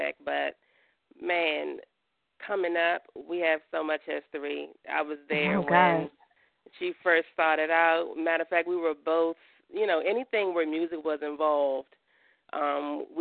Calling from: Maryland, United States; I'm calling from Maryland

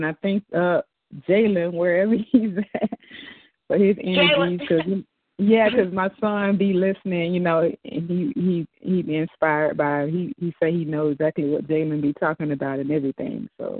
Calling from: Jacksonville, Florida, United States; I'm calling from Jacksonville, Florida.

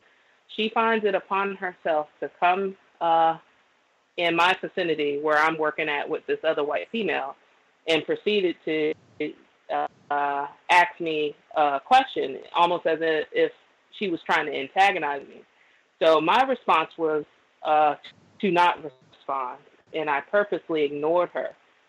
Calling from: Florida, United States; also born or lived in New Orleans, Louisiana; I'm calling from Florida, but I used to reside in New Orleans at one point.

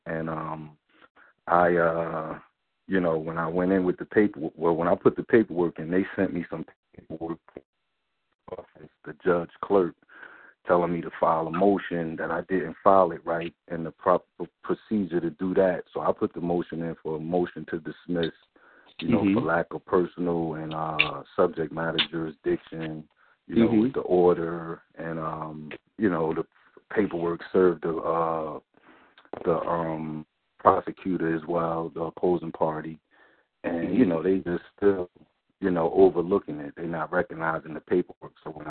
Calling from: New Jersey, United States; All right, yeah, I'm calling from Jersey, man.

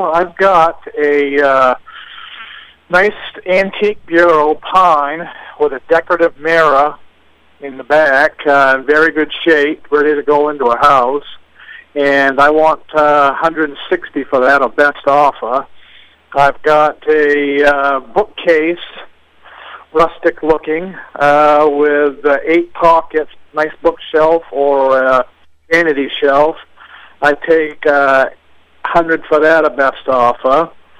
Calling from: East Dixfield, Maine, United States; and I'm calling from East Dixfield.

